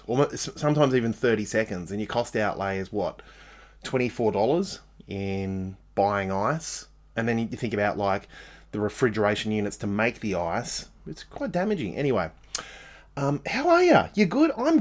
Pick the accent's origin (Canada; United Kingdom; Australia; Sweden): Australia; being Australian